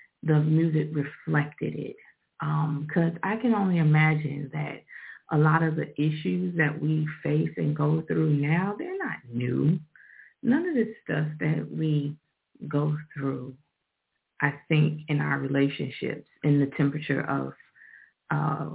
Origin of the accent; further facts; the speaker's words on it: Chicago, Illinois, United States; I'm from Chicago